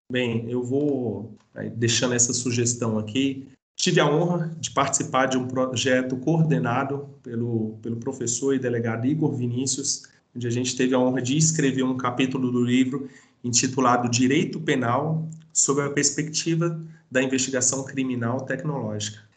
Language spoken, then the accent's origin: Portuguese; Brasília, Federal District, Brazil; eu sou brasiliense, daqui